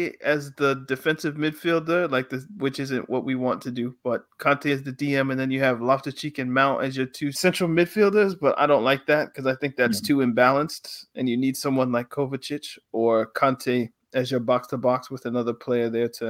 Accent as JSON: {"language": "English", "country": "Nigeria", "said": "Now, as a Nigerian, I feel like it's important I should ask you."}